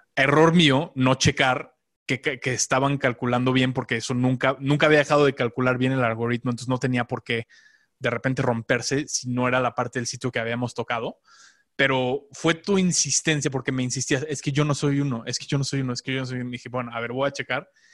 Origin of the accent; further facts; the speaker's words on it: Mexico; moved away as an adult; also born or lived in Los Angeles, United States; a los 22 eh, viví en Los Ángeles, me fui de México un rato